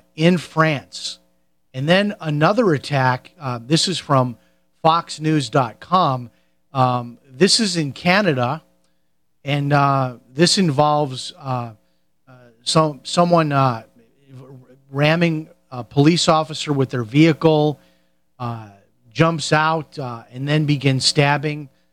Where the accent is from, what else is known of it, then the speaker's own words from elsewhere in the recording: Chicago, Illinois, United States; where I grew up in Chicago